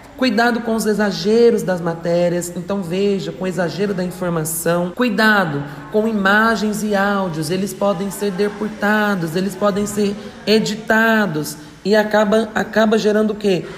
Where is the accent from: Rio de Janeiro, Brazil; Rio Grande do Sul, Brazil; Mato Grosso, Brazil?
Mato Grosso, Brazil; interior of; now in Tupã, Brazil; sou do interior de Mato Grosso, atualmente resido aqui em Tupã, no interior de São Paulo há mais de cinco anos.